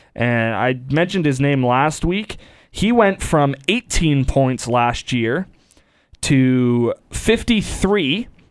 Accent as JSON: {"language": "English", "town": "Windsor", "region": "Ontario", "country": "Canada", "tie": "born or raised there", "said": "growing up in Windsor"}